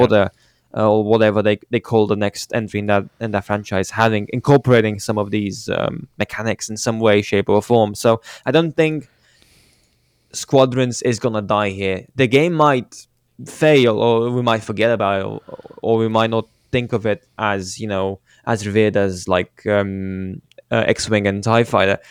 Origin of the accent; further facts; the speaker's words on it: Romania; my hometown team is promoted to, uh, the first league of it, of Romanian football